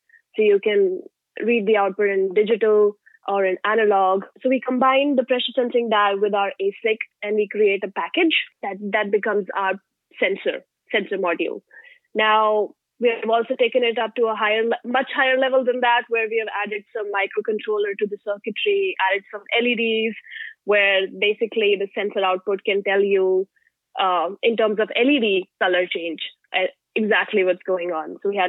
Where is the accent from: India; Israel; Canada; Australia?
India; English is a second language; now in United States; So I'm an F1 student. So I moved from India 4 years ago, mm-hmm.